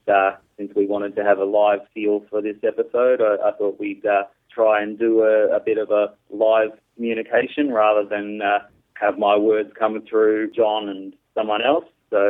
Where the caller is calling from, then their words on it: Australia; I'm …, and I'm calling from Australia.